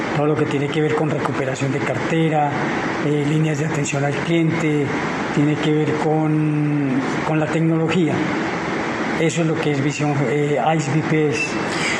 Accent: Guaduas, Cundinamarca, Colombia; la gente de mi pueblo

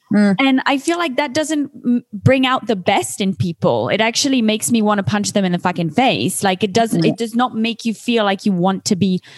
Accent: Geneva, Switzerland; also born or lived in London; I've been in London a lot of my life, most of my life, but I'm from Geneva. And now, you know, I've moved all across the world.

